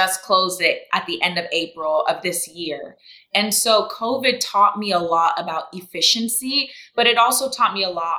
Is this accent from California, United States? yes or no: no; Orlando, Florida, United States; also born or lived in Brazil / Tallahassee, Florida; I grew up in Orlando, Florida, to Jamaican parents